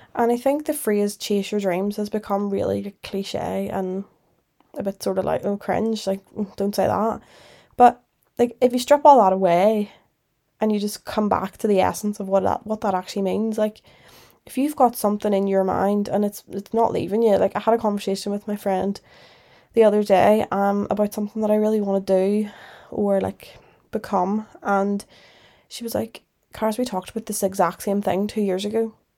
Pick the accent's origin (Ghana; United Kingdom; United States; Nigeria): United Kingdom; Northern Ireland; moved away as an adult; also born or lived in Liverpool; I'm from Northern Ireland. Obviously, you'd know that 'cause my accent